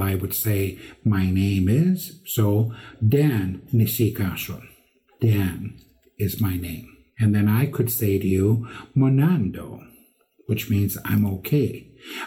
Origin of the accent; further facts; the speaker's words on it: Imperial Mills, Alberta, Canada; also born or lived in Lac La Biche; was raised in community of Imperial Mills, probably 20 miles northeast of Lac La Biche.